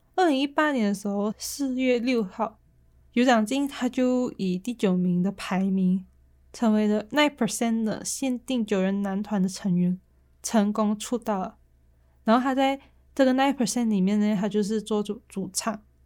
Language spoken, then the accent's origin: Chinese; Malaysia; accent: Malaysian; now in Taiwan; 就你会听到比较多我马来西亚的口音